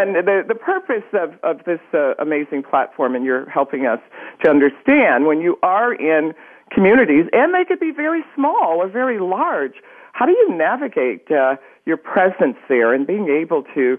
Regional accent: New York, United States; I grew up in New York State

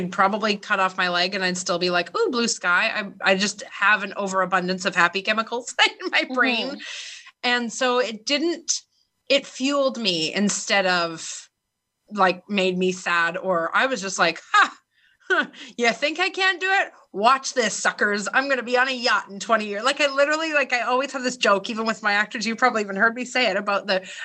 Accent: Vancouver, British Columbia, Canada; I was born in Vancouver, Canada, like one of the most beautiful places on earth, where I have healthcare

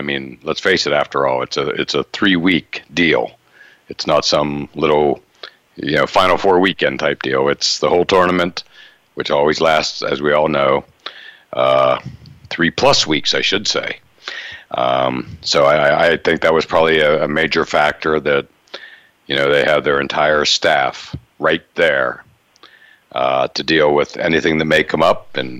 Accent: Indiana, United States; John Wooden, of course, growing up in Indiana.

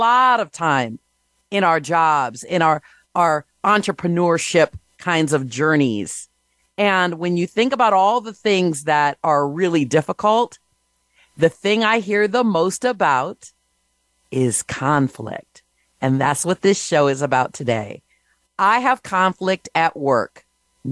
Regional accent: Michigan, United States; now in New Jersey, United States; Currently, I'm in New Jersey, but originally I'm from Michigan

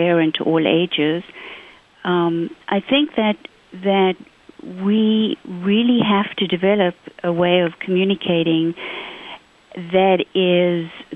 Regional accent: South Africa; also born or lived in Zimbabwe; now in United States; grew up in South Africa

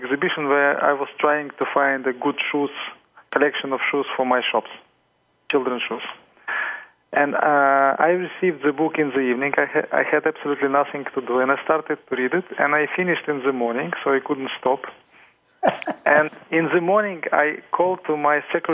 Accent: Ukraine; I'm coming from Ukraine

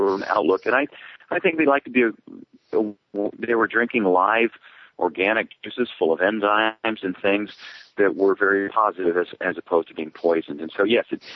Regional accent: Minnesota, United States; I was from Minnesota.

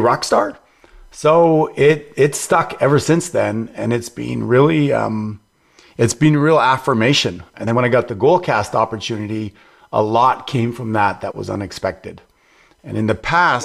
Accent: Montreal, Quebec, Canada; Montreal, Canada

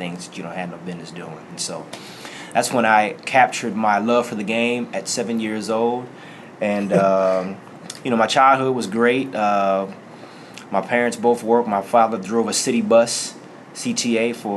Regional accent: Bellwood, Illinois, United States; also born or lived in Chicago, Illinois; I'm from the Chicagoland area originally, born on the inner city west side of Chicago in the Austin community, grew up in Bellwood

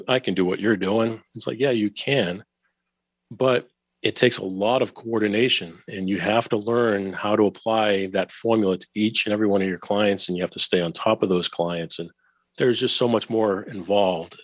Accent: Boston, Massachusetts, United States; I went back to my hometown of Boston

